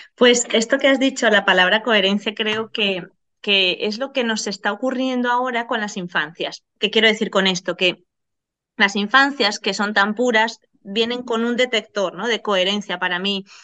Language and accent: Spanish; Venezuela; moved away; vengo de Venezuela y cuando llegamos aquí